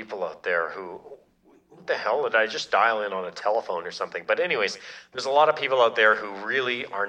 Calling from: Minneapolis, Minnesota, United States; I'm calling from Minneapolis, Minnesota.

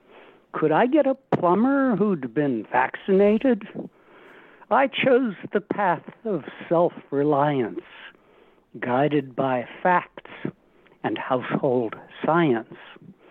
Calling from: Cambridge, Massachusetts, United States; Cambridge, Mass.

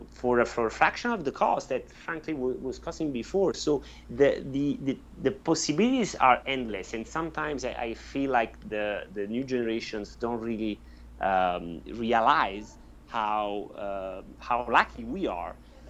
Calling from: Corsica, France; I'm speaking from Corsica, France, and you are in California, right?

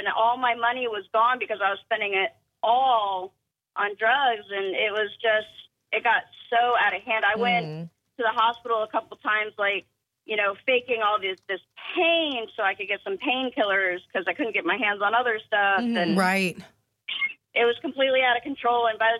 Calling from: Somerville, United States

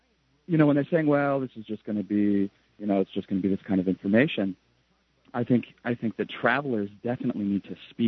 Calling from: Japan; because I'm calling from Japan

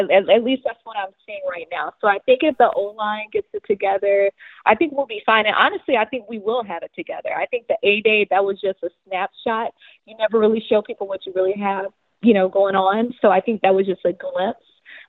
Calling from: Atlanta, Georgia, United States; I'm calling from Atlanta, Georgia.

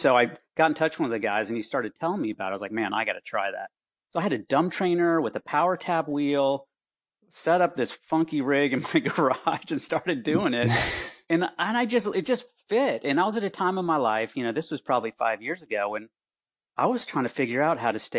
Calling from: Gainesville, Florida, United States; Hey, yeah, in my office at home in Gainesville, Florida.

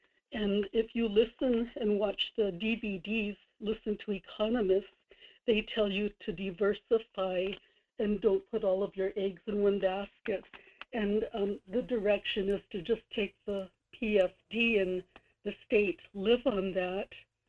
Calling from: Kodiak, Alaska, United States; in Kodiak.

